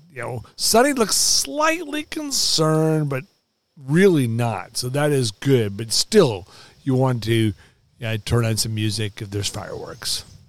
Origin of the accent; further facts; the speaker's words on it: Los Angeles, California, United States; moved away as an adult; also born or lived in Oklahoma; now in Kansas City, United States; I grew up in Los Angeles where the weather was very boring.